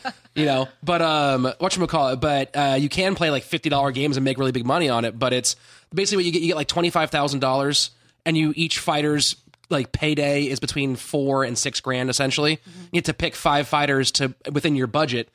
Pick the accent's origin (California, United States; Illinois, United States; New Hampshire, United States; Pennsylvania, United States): California, United States; Sacramento; I, grew up in Sacramento. I grew up around NorCal guys like